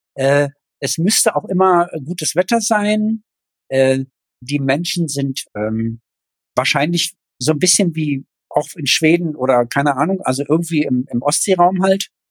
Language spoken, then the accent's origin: German; East Germany, Germany; als Ossi